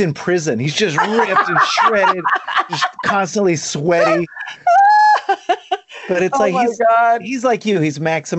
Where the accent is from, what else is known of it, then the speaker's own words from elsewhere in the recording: Ohio, United States; So those days growing up in Ohio, I'm kind of obsessed with artists who come from Ohio